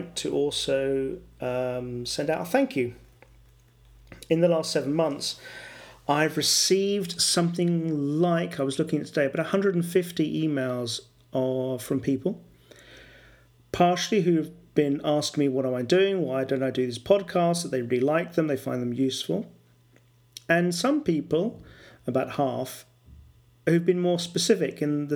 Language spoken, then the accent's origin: English; England, United Kingdom; first language English; now in Valpolicella, Italy; I'm an English, mother tongue English person working in an Italian company.